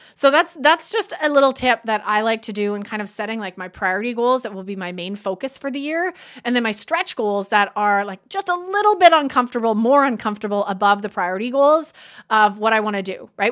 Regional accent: Canada; I'm Canadian

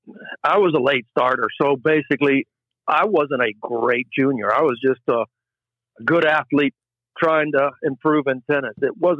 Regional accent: Puerto Rico; Oh yeah. Yeah. We came every summer.

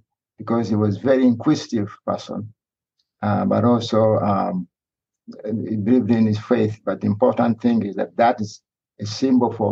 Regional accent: Uganda; moved away; I was raised in Uganda around Lake Victoria

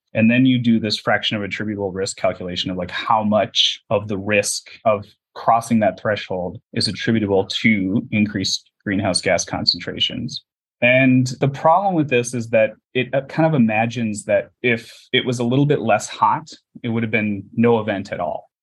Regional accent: Minnesota, United States; moved away as an adult; also born or lived in Wisconsin / San Jose, California; I wanted to get out of uh, the Midwest because I'm from Minnesota, so I'd only uh, been there.

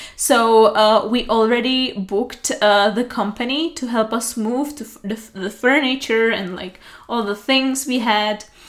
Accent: Pilsen, Plzeň Region, Czechia; English is a second language; also born or lived in Prague; I was raised and born in Pilsen, and uh, it has always been my hometown

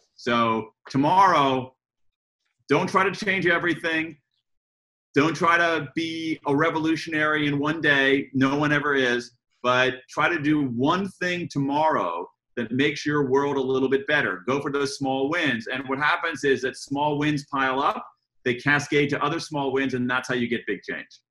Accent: United States; accent: American; I'm an American, um, as, you, as you all can tell by my, my accent

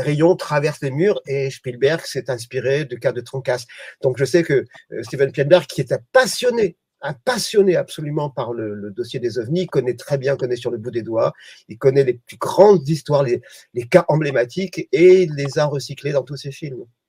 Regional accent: Provence-Alpes-Côte d'Azur, France; je suis provençal

